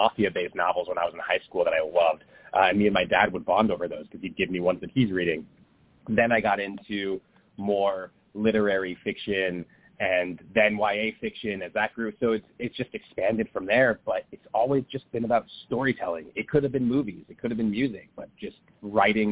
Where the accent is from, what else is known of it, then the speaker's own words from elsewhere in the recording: Los Angeles, California, United States; I live in Los Angeles and I grew up in Los Angeles